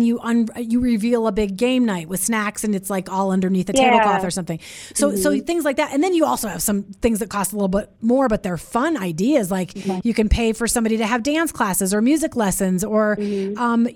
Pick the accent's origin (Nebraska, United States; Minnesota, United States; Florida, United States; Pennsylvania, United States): Minnesota, United States; we grew up in Minnesota together